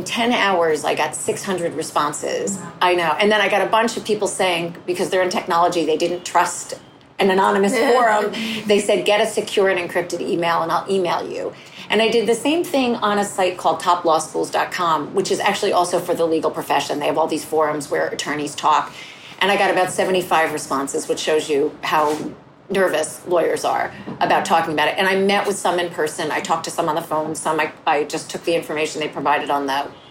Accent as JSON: {"language": "English", "region": "northern New Jersey", "country": "United States", "tie": "born or raised there", "also_born_or_lived": "Bronx, New York", "said": "I felt like an outsider kind of growing up. My family was Jewish and we lived in northern New Jersey. We're from the Bronx"}